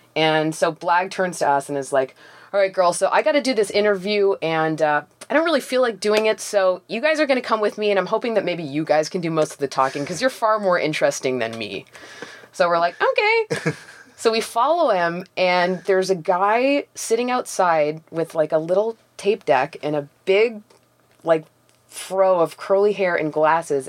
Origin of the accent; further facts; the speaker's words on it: Toronto, Ontario, Canada; I grew up in Forest Hill, which is like an upper middle class Jewish neighborhood